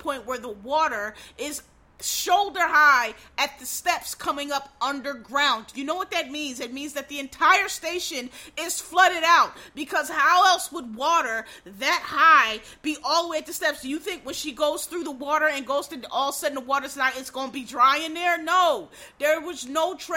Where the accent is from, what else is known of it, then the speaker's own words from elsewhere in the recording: Philadelphia, Pennsylvania, United States; I'm from Philadelphia, Bill Cosby lives very near where I grew up